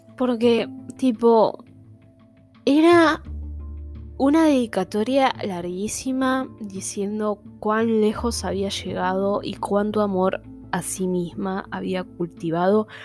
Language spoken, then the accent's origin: Spanish; Buenos Aires, Argentina; soy de Buenos Aires, I'm porteño